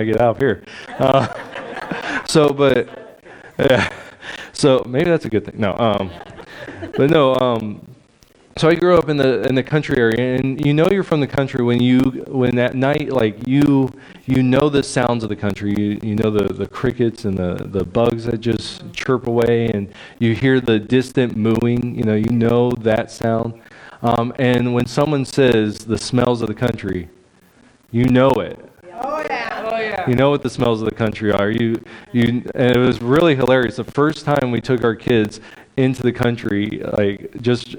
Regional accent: Amador County, California, United States; moved away; I grew up in California, the rural area of California

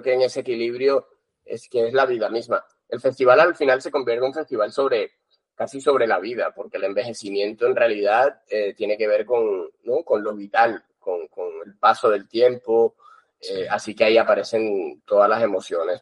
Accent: Colombia; moved away as an adult; now in Barcelona, Spain; estudié en Colombia, nací en Colombia eh, y vine hace como 16 años a Barcelona

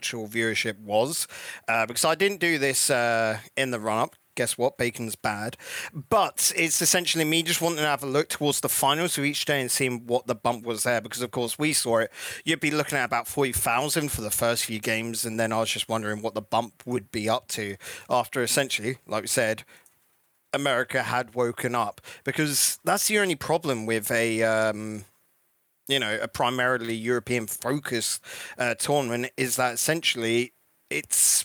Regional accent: England, United Kingdom; naive English people

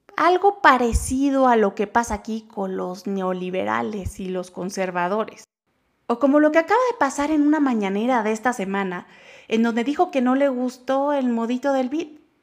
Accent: Mexico; todos somos mexicanos

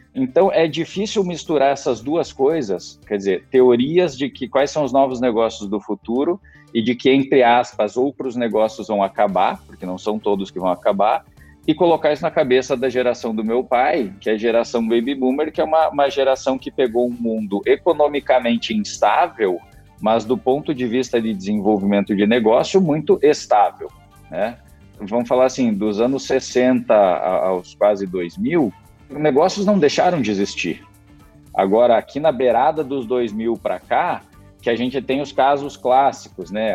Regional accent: Chapecó, Santa Catarina, Brazil; also born or lived in Florianópolis / Porto Alegre; eu sou natural aqui de Chapecó

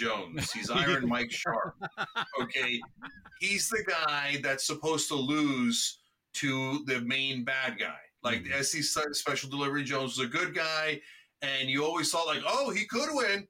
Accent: Turkey; also born or lived in East Coast, United States; now in Los Angeles, United States; I'm originally from Turkey

